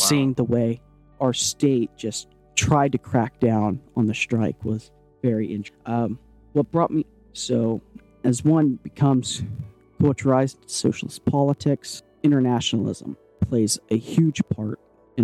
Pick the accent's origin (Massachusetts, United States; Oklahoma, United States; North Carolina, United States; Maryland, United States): Oklahoma, United States; growing up in Oklahoma, an incredibly conserved state